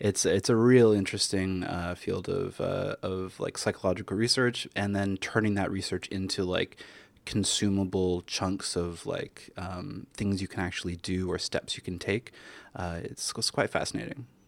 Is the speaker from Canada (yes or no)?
yes; Canada; now in New York, United States; I'm Canadian originally, so living in America has been